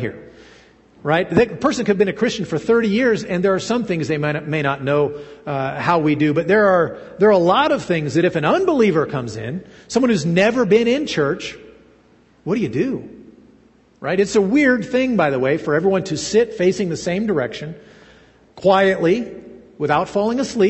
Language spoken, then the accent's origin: English; United States; also born or lived in Russia; I was operating as an American